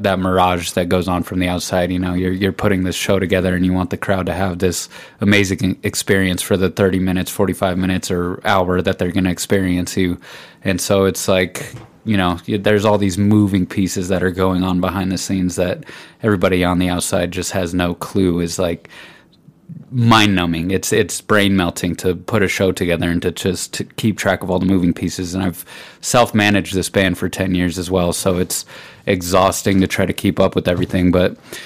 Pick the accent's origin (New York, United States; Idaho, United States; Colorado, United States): Colorado, United States; Pueblo; I'm from Pueblo.